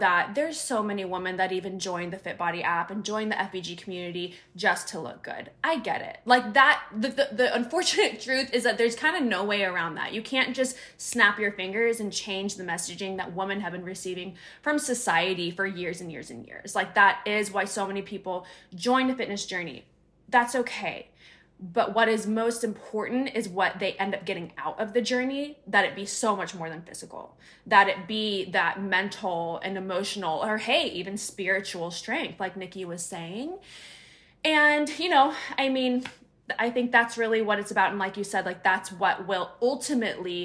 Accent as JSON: {"language": "English", "region": "Northern California", "country": "United States", "also_born_or_lived": "Sacramento / San Diego", "moved": "as an adult", "said": "I'm from Northern California"}